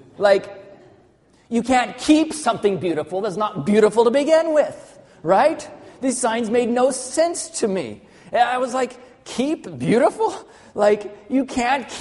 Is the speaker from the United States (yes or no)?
yes; Arkansas, United States; also born or lived in Southern California; even though I was born in Southern California, most of my life, I lived in Arkansas.